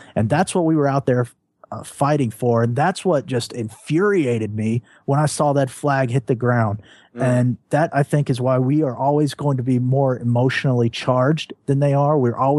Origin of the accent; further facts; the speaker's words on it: the American South, United States; as a Southerner